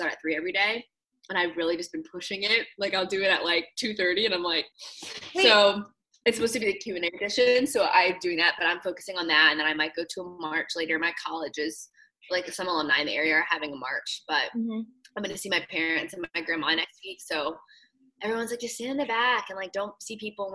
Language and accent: English; Virginia Beach, Virginia, United States; moved away as an adult; also born or lived in Los Angeles; now in Washington, D.C., United States; before LA, I grew up in Virginia Beach.